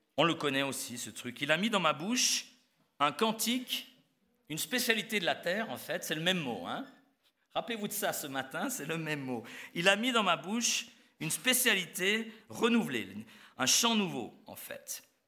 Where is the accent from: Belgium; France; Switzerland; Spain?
Switzerland; moved away; je suis suisse